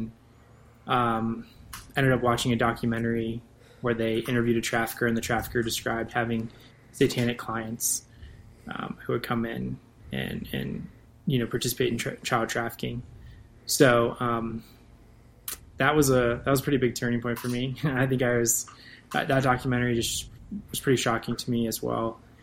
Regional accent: Northern Virginia, United States; moved away; I'm from Northern Virginia

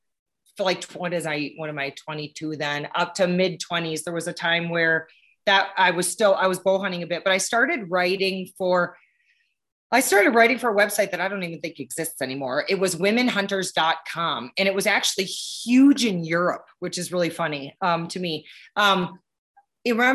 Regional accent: Wisconsin, United States; I grew up in Wisconsin

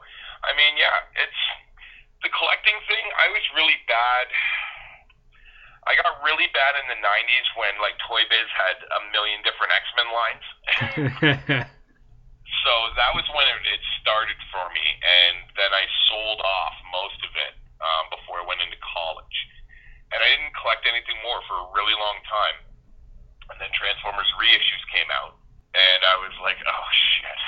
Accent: Ancaster, Ontario, Canada; I grew up in Ancaster in a pretty affluent neighborhood

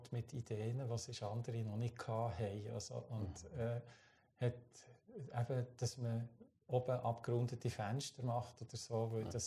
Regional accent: Switzerland; mit, als Schweizer äh, auf einem holländischen alten Frachter

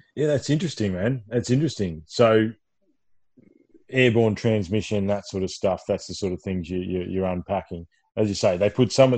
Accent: Ballarat, Victoria, Australia; when I was a kid growing up in Ballarat Victoria

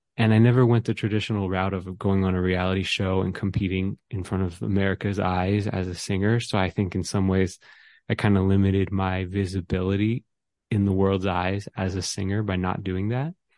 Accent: Atlanta, Georgia, United States; I grew up in the suburb of North Georgia

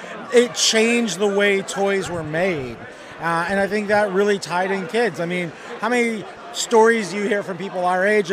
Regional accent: Chicago, Illinois, United States; now in Hawaii, United States; I'm from Hawaii, but I'm originally from Chicago

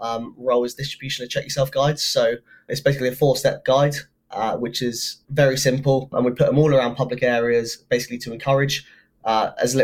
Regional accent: England, United Kingdom; I'm English, but my dad's got Scottish in him as well.

